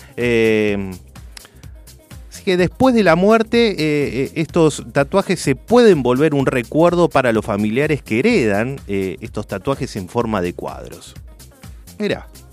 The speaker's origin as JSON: {"language": "Spanish", "country": "Argentina", "said": "soy un argentino más"}